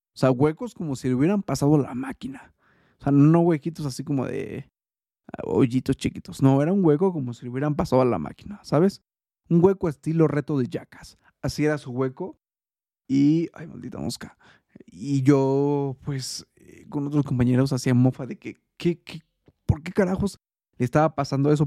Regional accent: Mexico; soy eh, mexicano

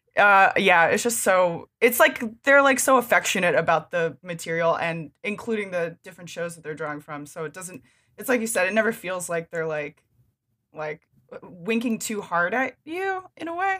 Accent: Pennsylvania, United States; I grew up in Pennsylvania

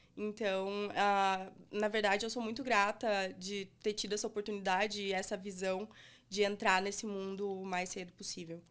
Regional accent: Brazil; a gente, sendo brasileiro, fazendo é, algo para usuários brasileiros

